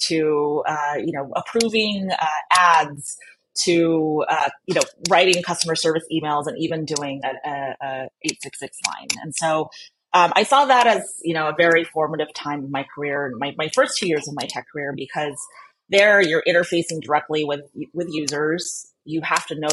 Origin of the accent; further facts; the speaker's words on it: California, United States; also born or lived in Philippines; I grew up here in California, but was born in the Philippines, and so my family and I immigrated to the U.S. when I was 5